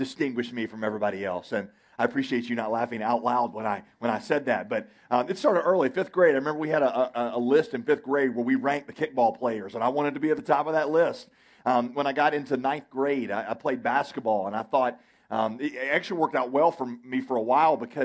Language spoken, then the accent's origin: English; United States; I love being an American